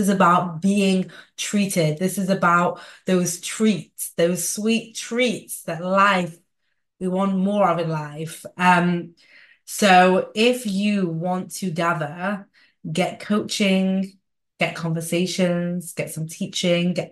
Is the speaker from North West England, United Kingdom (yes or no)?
yes; Manchester, North West England, United Kingdom; in Manchester, England, by the way, my hometown